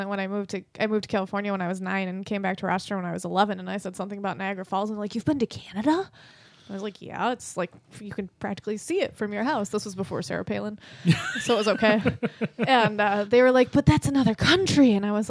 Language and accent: English; Ireland; See, but I'm Irish, so potatoes are the only vegetable I need.